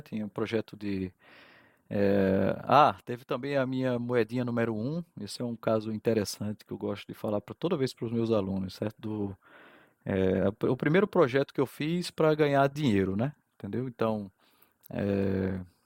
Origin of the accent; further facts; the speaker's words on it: João Pessoa, Paraíba, Brazil; also born or lived in Fortaleza, Ceará / Campina Grande; nasci em Fortaleza, sou cearense, tá? Ah, e aí isso me coloca numa posição legal entre João Pessoa e Campina Grande, que a minha vida foi aqui em João Pessoa